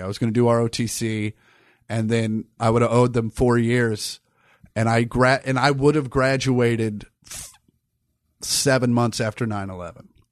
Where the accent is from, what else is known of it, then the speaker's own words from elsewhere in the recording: Kansas, United States; I grew up in Kansas where you couldn't wear hats in school